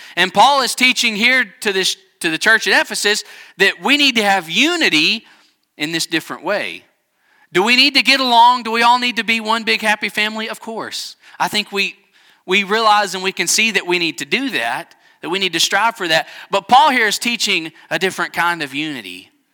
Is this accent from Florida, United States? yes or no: no; Texas Panhandle, United States; We're both from the Panhandle of Texas